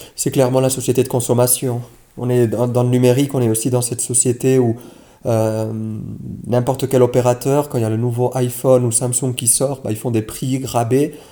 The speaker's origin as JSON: {"language": "French", "country": "Switzerland", "said": "chez nous en Suisse"}